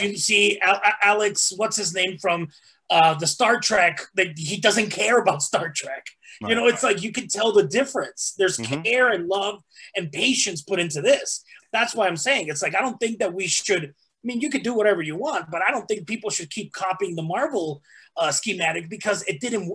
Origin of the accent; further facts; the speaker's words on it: Mexico; also born or lived in Texas; now in United States; even though I was born in Texas, I was raised in Mexico.